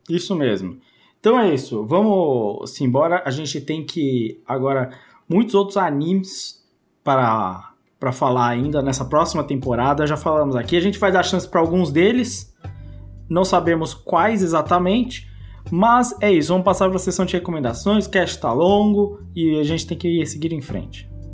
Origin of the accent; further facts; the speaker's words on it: Brazil; como bom brasileiro